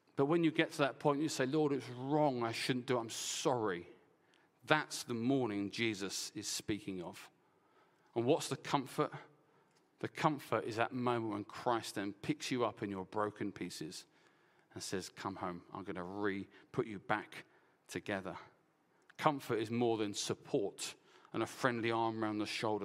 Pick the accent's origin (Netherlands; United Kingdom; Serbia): United Kingdom; Essex, East of England; I'm from Essex